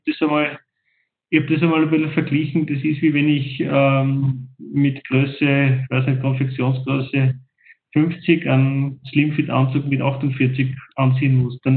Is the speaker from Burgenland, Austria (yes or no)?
no; Salzburg, Austria; Das interessiert ja mich als Salzburger nicht, als Bewohner dort.